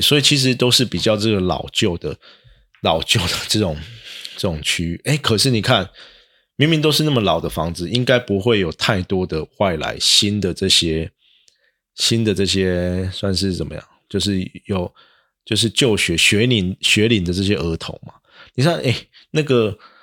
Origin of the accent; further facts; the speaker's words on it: central Taiwan, Taiwan; now in Tainan, Taiwan; 早期我在中部的时候，当然也是因为我自己也是读私中的啦